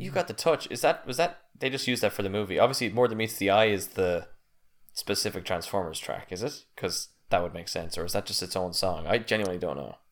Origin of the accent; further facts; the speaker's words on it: United States; I'm American.